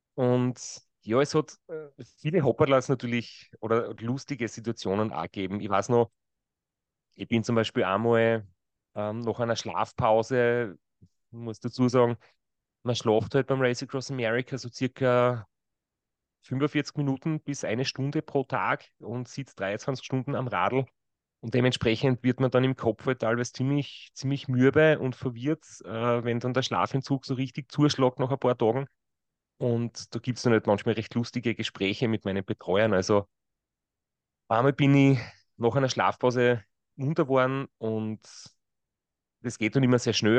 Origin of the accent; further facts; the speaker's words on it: Kraubath an der Mur, Styria, Austria; now in Graz, Austria; nach Graubad an der Mur gegangen. Das ist mein Ort, wo ich aufgewachsen bin.